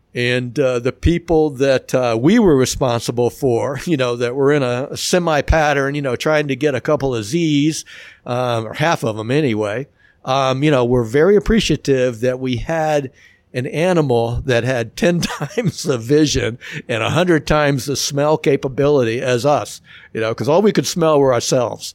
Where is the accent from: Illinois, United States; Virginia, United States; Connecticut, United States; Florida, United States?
Florida, United States; Miami; growing up in Miami, I mean, we could bike to the beach